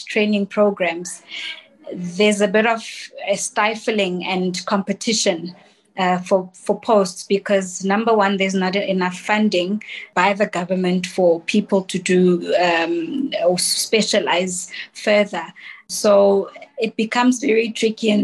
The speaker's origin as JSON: {"language": "English", "town": "Soweto", "region": "Gauteng", "country": "South Africa", "tie": "born or raised there", "said": "I grew up in Soweto"}